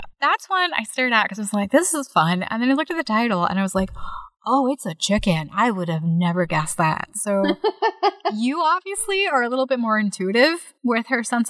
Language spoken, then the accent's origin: English; United States; also born or lived in Virginia; as an American